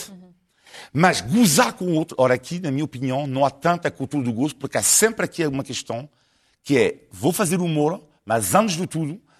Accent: France; now in Portugal; eu amo mais este país eh, do que o país onde nasci. Oh. Portanto, para mim, claro, não vou mentir, portanto, eu há mais Portugal, claro, do que França.

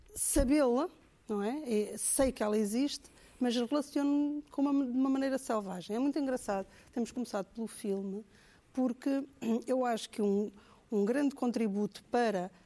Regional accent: Angola; moved away; Eu, eu cresci em Angola

